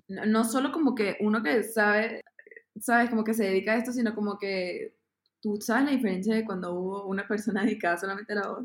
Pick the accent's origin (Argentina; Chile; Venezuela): Venezuela; Caracas, Capital District; moved away as an adult; now in Bogotá, Colombia; nací en Venezuela, en Caracas y yo me mudé acá a Bogotá hace cuatro años a estudiar música contemporánea